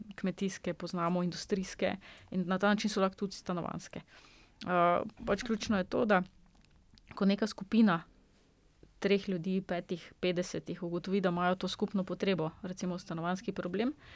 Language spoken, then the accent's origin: Slovenian; Slovenia